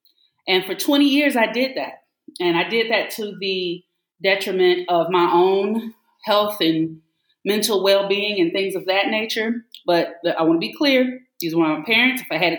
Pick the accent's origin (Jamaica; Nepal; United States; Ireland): United States; the South; And my Southern upbringing is always there. I always tell my students, I said, now, look, I'm from the South, Southern U.S. I don't know what you know about the dirty South, but this is how we talk.